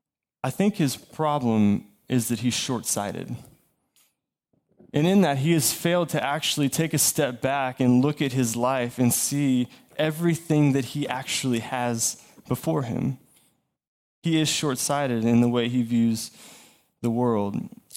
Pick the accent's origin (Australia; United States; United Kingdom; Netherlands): United States; the South; We're from the South, you know, so we talk too much, obviously.